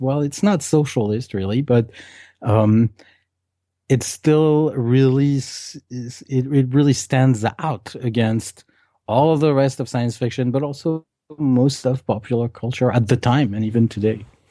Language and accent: English; Paris, Île-de-France, France; I was eight-year-old and I was growing up in Paris